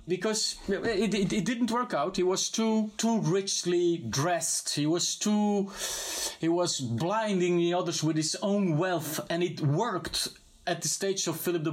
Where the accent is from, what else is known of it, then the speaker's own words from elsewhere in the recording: Belgium; first language Dutch; English is a second language; As a Dutch-speaking Belgian writer